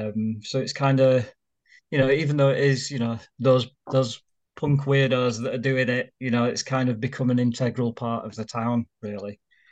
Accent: Leeds, Yorkshire and the Humber, United Kingdom; So it's kind of because I came from Leeds, and it's actually got a lot of similarities there.

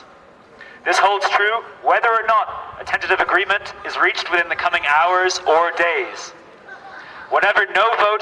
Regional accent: Ireland; now in California, United States; I'm also an international student here. I'm from Ireland.

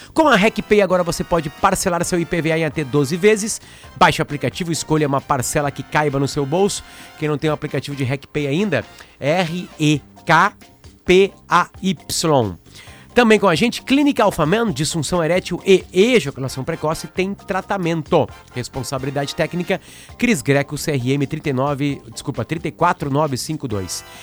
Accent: Alegrete, Rio Grande do Sul, Brazil; eu sou de Alegrete

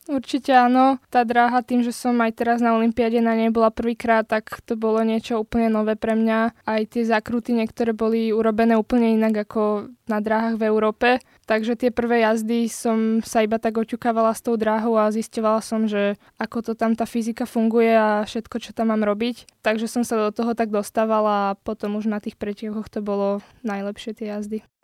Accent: Slovakia; also born or lived in Bratislava; na Slovensku

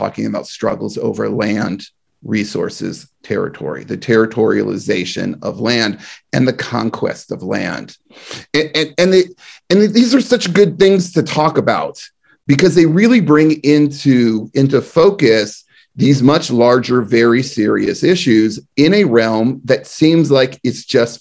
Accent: the East Bay, California, United States; I'm from the East Bay.

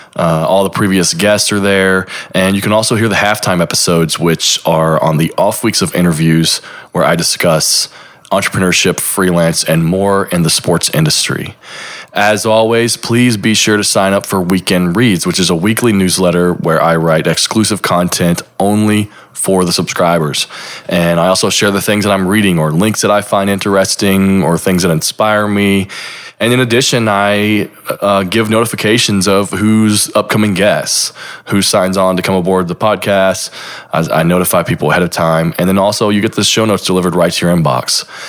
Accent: Lexington, Kentucky, United States; I'm from Lexington

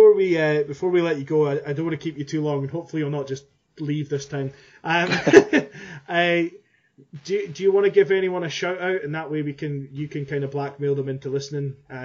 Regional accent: Scotland, United Kingdom; accent: Scottish; my Scottish accent.

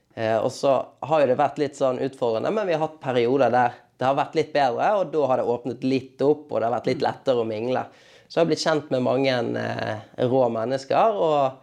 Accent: Bergen, Vestland, Norway; now in Oslo, Norway; hjemme i Bergen

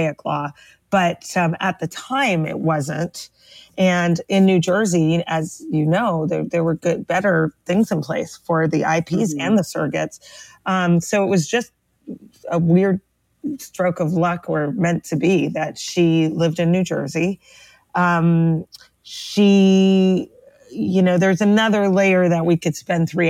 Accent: Toronto, Ontario, Canada; now in Brooklyn, United States; We are both from Toronto, Canada originally, but we both live in the tri-state area for some reason. So I live in Brooklyn, New York

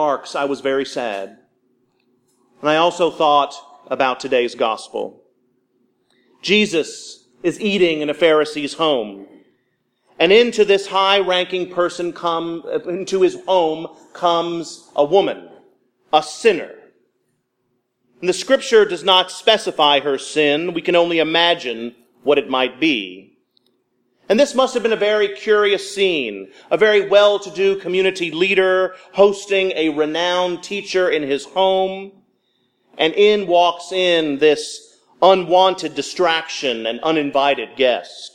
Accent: Louisville, Kentucky, United States; now in Mississippi, United States; My hometown of Louisville, Kentucky

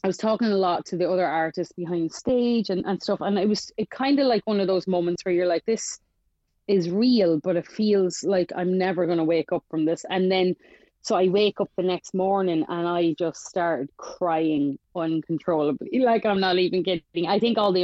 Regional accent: Ireland; I'm from Ireland

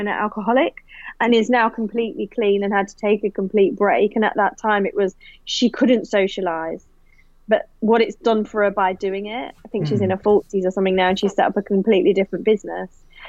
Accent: United Kingdom; now in Australia; And look, in all honesty, I'm still British as well as I am Australian.

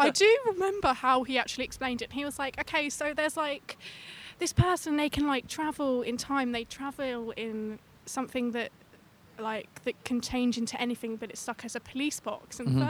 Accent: London, United Kingdom; I am from London.

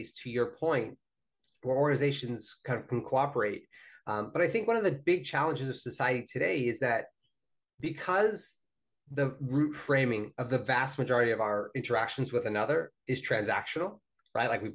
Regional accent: New Jersey, United States; my home state of New Jersey

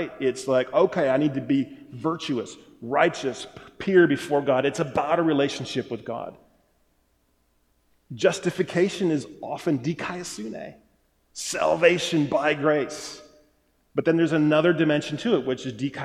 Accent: Wisconsin, United States; I'm from Wisconsin, so we say some funny things up there

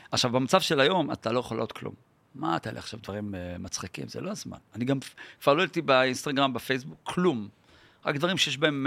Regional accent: Yeruham, Southern District, Israel; also born or lived in Holon / Rishon LeZion; now in Tel Aviv, Israel; נולדתי בירוחם.

